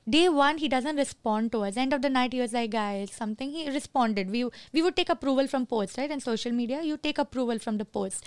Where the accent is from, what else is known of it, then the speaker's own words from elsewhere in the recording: Kuwait; moved away; I'm born and raised in Kuwait